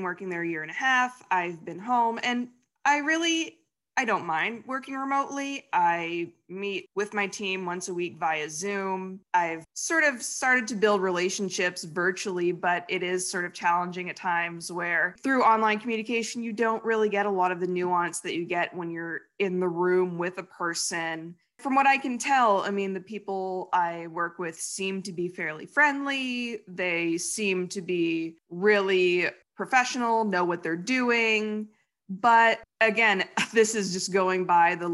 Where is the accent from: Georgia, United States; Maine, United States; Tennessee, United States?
Maine, United States; Brewer; I live in Bangor, well, Brewer, actually